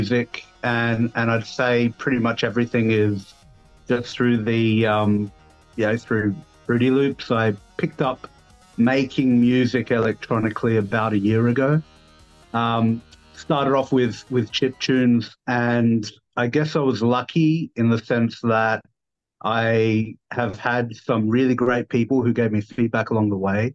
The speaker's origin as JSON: {"language": "English", "town": "Adelaide", "region": "South Australia", "country": "Australia", "tie": "born or raised there", "accent": "down under", "moved": "as an adult", "lives_now": "Kuala Lumpur, Malaysia", "said": "originally born and raised in South Australia, Adelaide"}